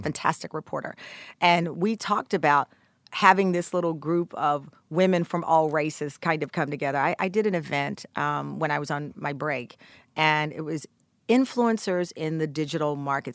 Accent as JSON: {"language": "English", "region": "Texas", "country": "United States", "said": "I'm from Texas"}